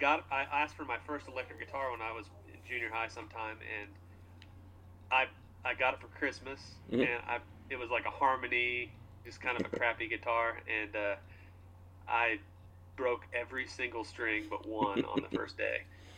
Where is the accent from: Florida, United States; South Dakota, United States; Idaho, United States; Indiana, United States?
Indiana, United States; moved away as an adult; also born or lived in Kentucky; now in Nashville, United States; So I moved from Indiana and went to college in Kentucky. I was there for about a year, I guess two years, I think I went to college, and then we dropped out. We got a record deal and yeah. dropped out and moved to Nashville.